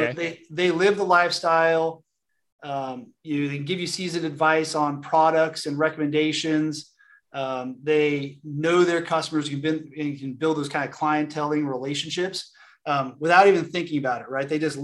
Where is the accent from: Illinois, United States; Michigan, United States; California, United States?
California, United States; I grew up in Southern California, and when I came to work for Tractor Supply, my family was like, you're going to go sell tractors.